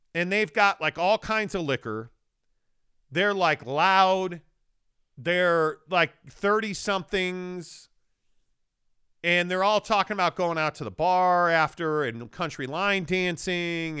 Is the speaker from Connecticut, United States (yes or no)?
no; Chicago, Illinois, United States; moved away; growing up in Chicago